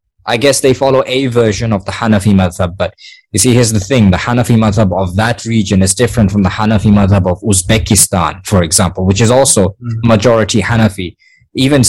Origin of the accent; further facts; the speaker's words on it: Gaborone, South-East District, Botswana; I am a Motswana myself. I was born in Khaburuni